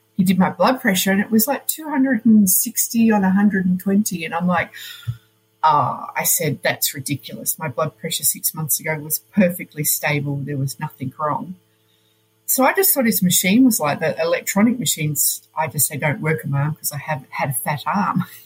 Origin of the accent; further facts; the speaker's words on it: Melbourne, Victoria, Australia; moved away as an adult; also born or lived in Poland; now in Switzerland; I am originally from Melbourne.